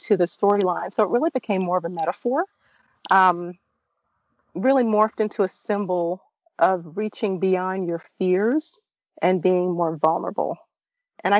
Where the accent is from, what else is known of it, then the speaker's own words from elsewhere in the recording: Brooklyn, New York, United States; I grew up in Brooklyn, first generation of a Caribbean American family